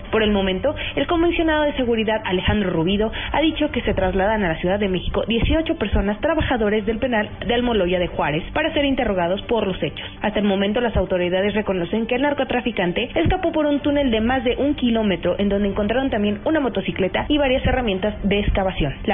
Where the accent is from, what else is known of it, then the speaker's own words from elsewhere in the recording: San Lorenzo, Central, Paraguay; San Lorenzo, Paraguay.